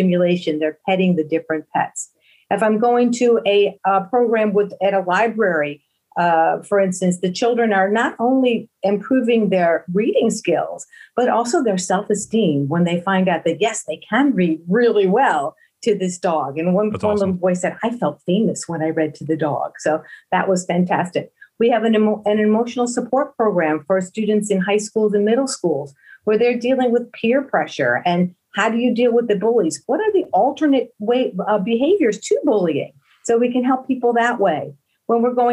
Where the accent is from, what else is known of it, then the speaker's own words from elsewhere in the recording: Buffalo, New York, United States; also born or lived in Philadelphia area; now in Philadelphia, United States; I grew up in Buffalo, New York, and I migrated over here to the Philadelphia area